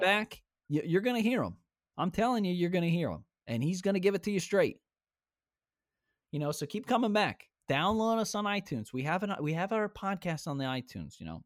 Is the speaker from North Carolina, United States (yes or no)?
no; Ohio, United States; we're from Ohio